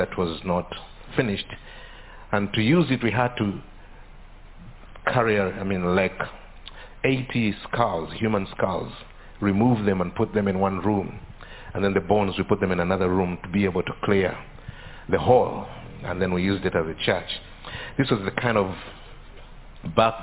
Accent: Uganda; I come from Uganda

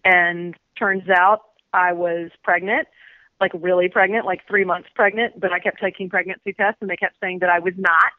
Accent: Richmond, Virginia, United States; moved away as an adult; I'm from Richmond.

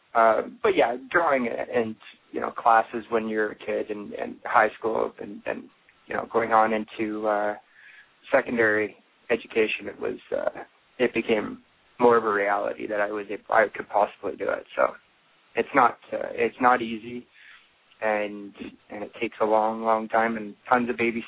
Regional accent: Elora, Ontario, Canada; also born or lived in London, Ontario / Toronto; I am from Elora, Ontario, Canada, which is, again, 2 hours north of Toronto. It's a small town. It's got, it's getting bigger as I'm getting older, but when I grew up there

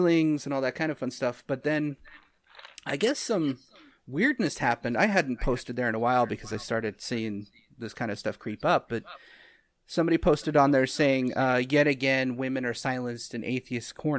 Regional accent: Utah, United States; I grew up in Utah

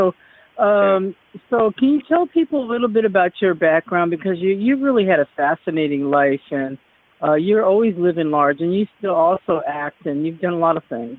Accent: Boston, Massachusetts, United States; I was born in Boston.

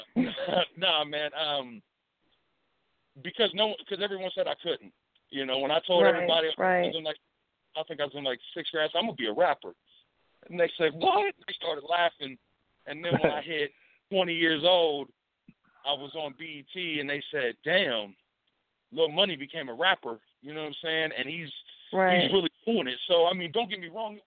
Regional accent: Hilltop, Bainbridge, Ohio, United States; I grew up in the Hilltop, Ohio, and I grew up in Bainbridge, Ohio

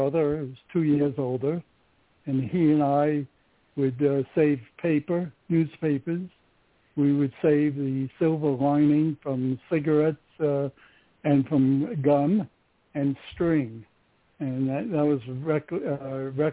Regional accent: New York City, New York, United States; moved away as an adult; now in Los Angeles, United States; I was born in May of 1937 in Coney Island. I was born on West 29th Street. And eventually, a few years later, we moved to West 23rd, right across from the Mermaid Theater.

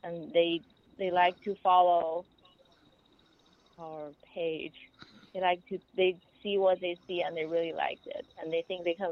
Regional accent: Beijing, China; moved away as an adult; also born or lived in Cambridge, United Kingdom; now in United States; I grew up in Beijing, China, and then I went to UK in Cambridge for my master's

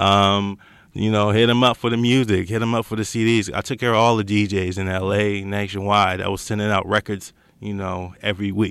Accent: Los Angeles, California, United States; I grew up in Los Angeles area, out of Baldwin Hills, that Crenshaw District area

